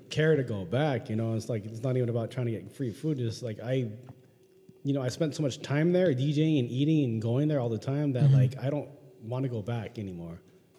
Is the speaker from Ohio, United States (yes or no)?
no; San Diego, California, United States; I'm from San Diego.